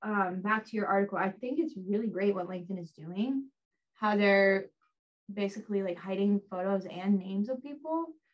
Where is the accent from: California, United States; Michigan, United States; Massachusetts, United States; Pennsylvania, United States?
Pennsylvania, United States; Bradford; I grew up in the very small town of Bradford, Pennsylvania.